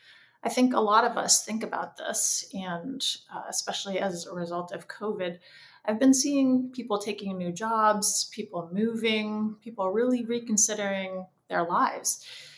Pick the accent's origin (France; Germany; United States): United States; Orange Park, Florida; I was raised in part in Jacksonville, Florida, actually Orange Park, right near where my dad was completing his training in the Navy as a family physician.